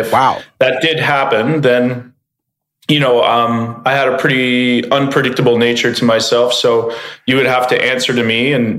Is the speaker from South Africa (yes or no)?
no; Canada; So I grew up in Canada, and you know, as soon as you get born, you can walk, you get put on skates.